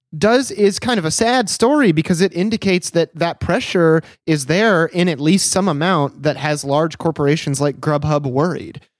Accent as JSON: {"language": "English", "country": "United States", "said": "as an American"}